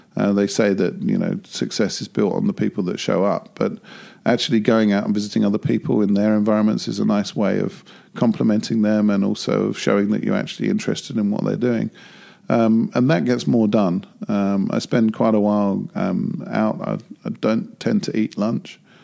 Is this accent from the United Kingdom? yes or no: yes; United Kingdom; as a Brit going to Japan